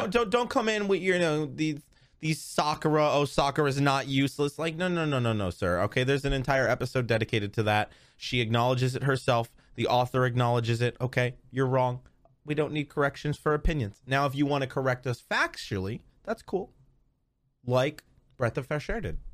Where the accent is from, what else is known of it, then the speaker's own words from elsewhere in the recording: New York, United States; I'm from New York